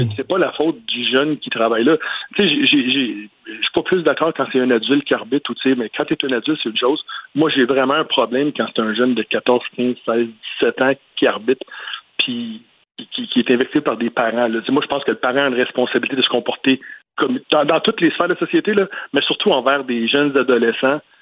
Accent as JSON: {"language": "French", "town": "Montreal", "region": "Quebec", "country": "Canada", "said": "je viens de l'Est de la ville, je viens d'Anjou"}